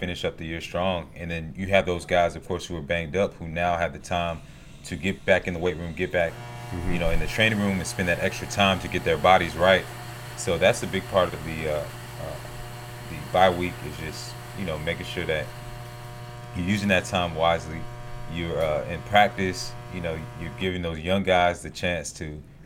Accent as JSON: {"language": "English", "town": "Snellville", "region": "Georgia", "country": "United States", "tie": "born or raised there", "said": "I grew up in Snellville, 45 minutes away"}